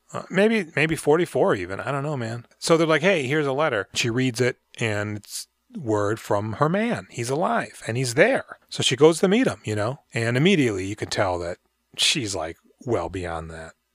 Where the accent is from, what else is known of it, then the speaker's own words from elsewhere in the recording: United States; I'm American